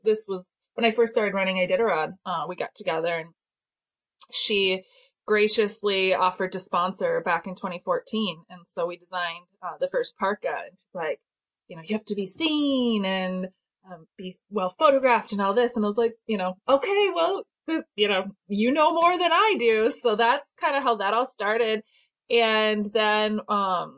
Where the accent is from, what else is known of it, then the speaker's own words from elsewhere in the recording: Wisconsin, United States; moved away; I grew up in Wisconsin and my parents were mushers